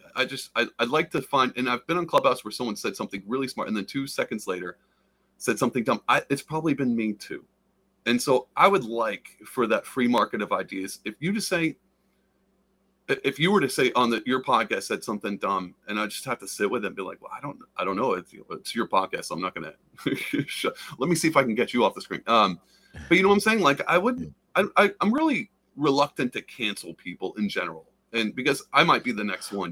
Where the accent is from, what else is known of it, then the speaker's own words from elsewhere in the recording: the South, United States; I'm from the South